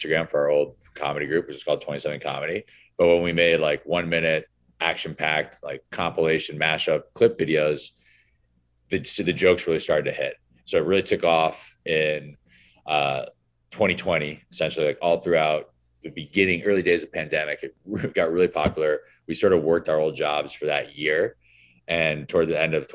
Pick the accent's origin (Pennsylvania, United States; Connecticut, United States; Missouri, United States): Connecticut, United States; Greenwich; We all grew up together in Greenwich, Connecticut